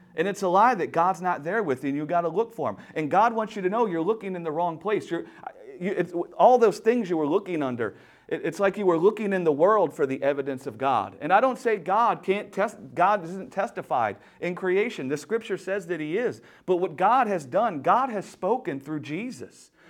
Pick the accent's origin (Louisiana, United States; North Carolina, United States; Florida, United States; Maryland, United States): Louisiana, United States; I'm from Louisiana, deep down south